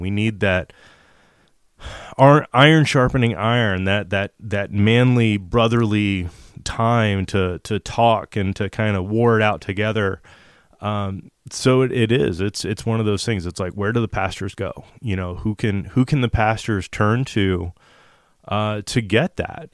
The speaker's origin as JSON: {"language": "English", "country": "United States", "said": "as an American man, uh, that's a spirit-filled Christian"}